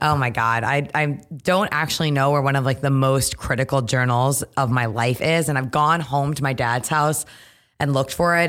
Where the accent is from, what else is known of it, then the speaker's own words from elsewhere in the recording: Trumbull, Connecticut, United States; moved away as an adult; now in New York, United States; Grew up in Connecticut, uh, born and raised in Trumbull, went to Yukon, so Connecticut through and through